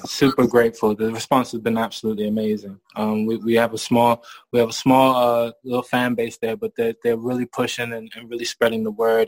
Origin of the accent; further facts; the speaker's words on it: Maryland, United States; moved away as an adult; also born or lived in Bristol, England; now in England; I moved to America and I grew up in, in Maryland and graduated high school